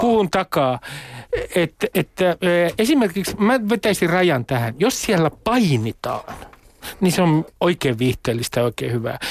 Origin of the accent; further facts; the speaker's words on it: Nummi-Pusula, Uusimaa, Finland; moved away; Nummi Pusulassa 70 kilometriä kilometrin päässä Helsingistä, niin meillähän oli IFK-takit päällä. 70-luvulla siellä keskellä maaseutua